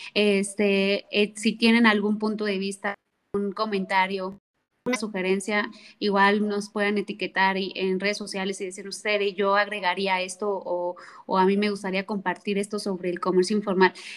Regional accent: Mexico; como mexicanos

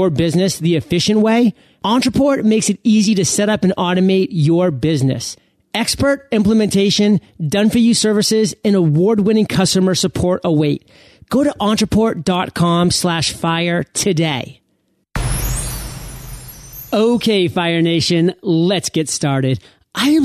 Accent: United States; I'm probably one of the few born and bred Americans

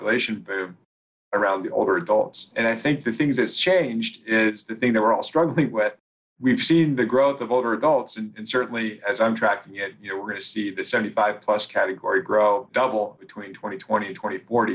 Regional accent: Oregon, United States; I grew up in Oregon, and we went back to Oregon

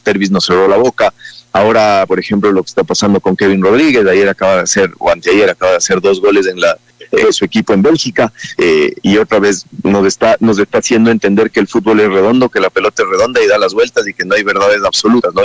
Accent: Ecuador; como buenos ecuatorianos

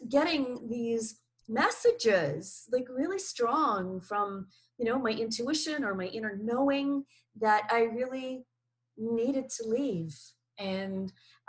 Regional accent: Canada; moved away; also born or lived in New Zealand; So I lived in New Zealand for 29 years. I'm originally Canadian

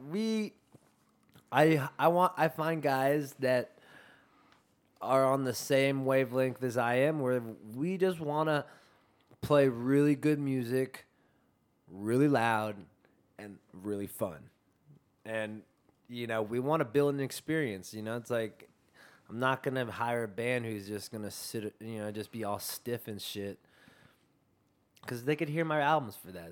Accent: California, United States; my life's based from California.

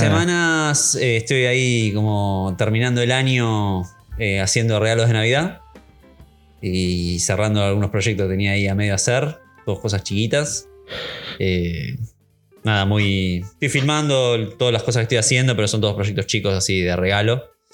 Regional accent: Argentina

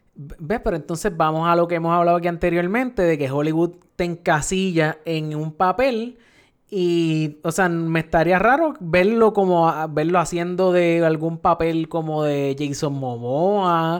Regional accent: Puerto Rico; nosotros aquí en, en Puerto Rico

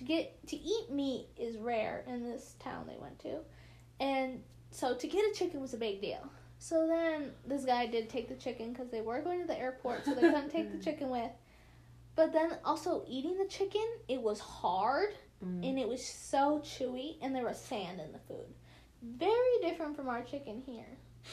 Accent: United States; we're from the United States

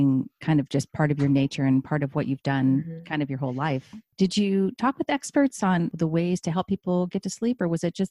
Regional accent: Midwest, United States; now in Oregon, United States; I grew up in the Midwest

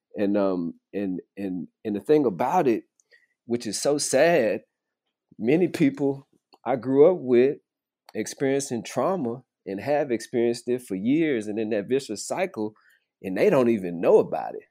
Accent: Arkansas, United States; also born or lived in Kentucky; now in Fort Worth, United States; having grown up in Arkansas

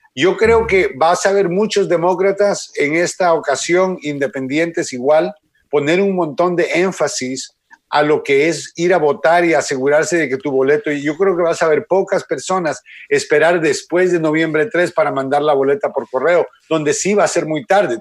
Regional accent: Miami, Florida, United States; also born or lived in Guatemala; yo me crié en Miami

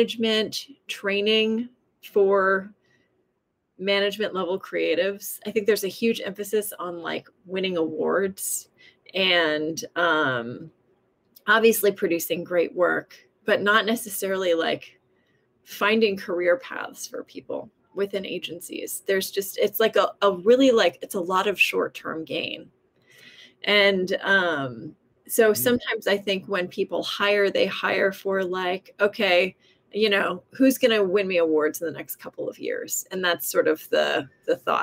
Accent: Southern California, United States; I grew up in Southern California

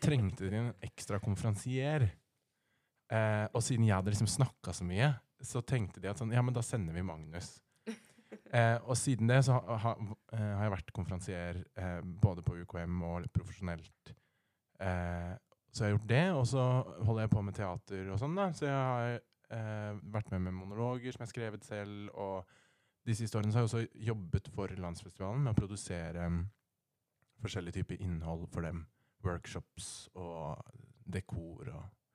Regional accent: Rena, Innlandet, Norway; now in Oslo, Norway; jeg kommer faktisk fra Rena

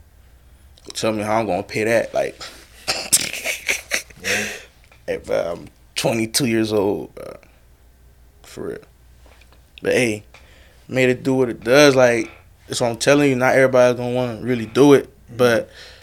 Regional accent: Cap-Haïtien, Nord, Haiti; now in United States; I'm from, like, the second capital of Haiti, so Cape Haitien, Okap

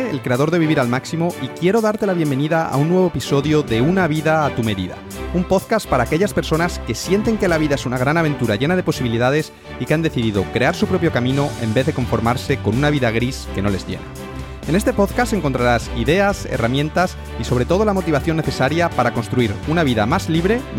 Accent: Cáceres, Extremadura, Spain; Tú eres de Inglaterra, yo soy de, España, de Cáceres, pero nos conocimos en Colombia.

